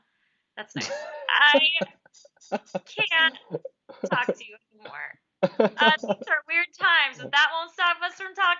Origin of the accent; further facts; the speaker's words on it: United States; I'm American.